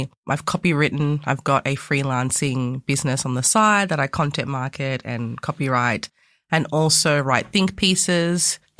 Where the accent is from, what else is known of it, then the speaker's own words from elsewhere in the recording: Australia; also born or lived in Ghana; So, a little bit about myself. I was born in Ghana in West Africa, and I came to Australia when I was 2.5.